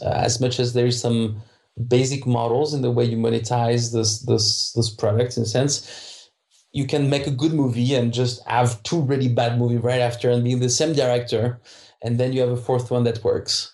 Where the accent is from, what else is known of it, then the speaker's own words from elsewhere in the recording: France; English is a second language; moved away as an adult; now in Krakow, Poland; I'm French, so I don't pronounce the H well.